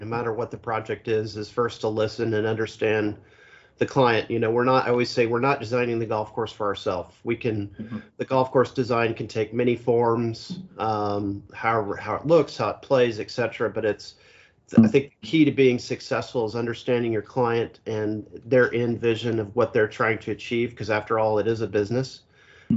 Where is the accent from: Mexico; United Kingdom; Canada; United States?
United States; Kansas City, Missouri; I'm from Kansas City, Missouri, so that's kind of in the middle of the country, and the golf isn't terribly good in where I grew up